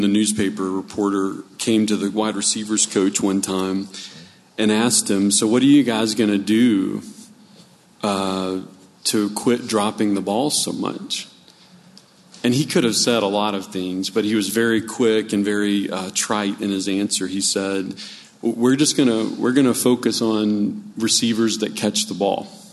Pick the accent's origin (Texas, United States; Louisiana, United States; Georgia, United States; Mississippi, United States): Louisiana, United States; New Orleans; I grew up in New Orleans